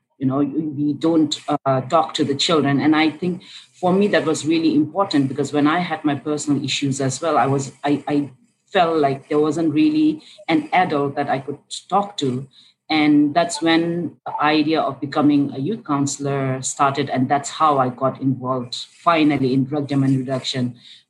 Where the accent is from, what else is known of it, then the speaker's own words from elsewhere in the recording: Bhutan; In Bhutan.